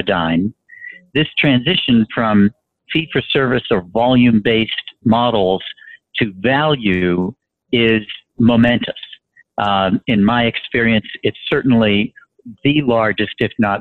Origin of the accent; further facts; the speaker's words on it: Boston, Massachusetts, United States; I'm from Boston